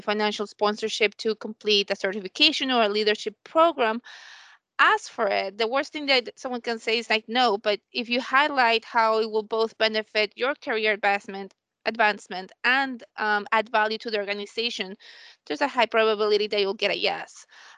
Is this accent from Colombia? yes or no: yes; Colombia; I'm from Colombia